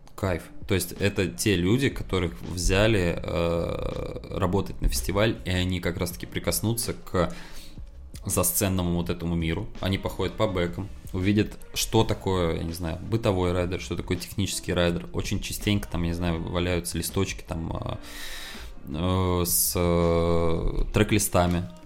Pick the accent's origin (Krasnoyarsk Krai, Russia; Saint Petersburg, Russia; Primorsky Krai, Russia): Saint Petersburg, Russia; moved away as an adult; now in Moscow, Russia; А еще я сам из Питера